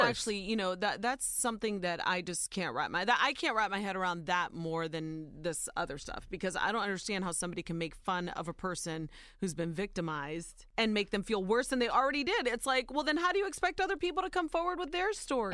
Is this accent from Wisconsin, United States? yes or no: no; Ohio, United States; born or raised there